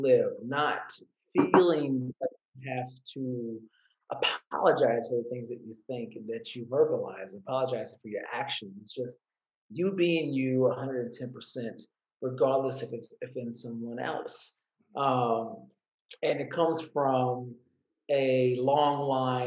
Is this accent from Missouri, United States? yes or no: yes; Columbia, Missouri, United States; moved away as an adult; also born or lived in New Zealand; now in Australia; born and raised in the Midwest of the United States, Columbia, Missouri, a.k.a. the Show Me State, the 573